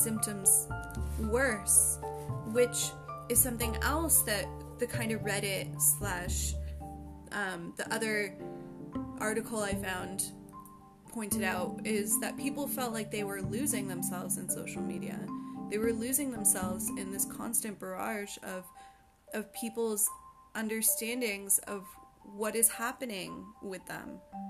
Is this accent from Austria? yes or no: no; Canada; my own country of Canada. I'm from Canada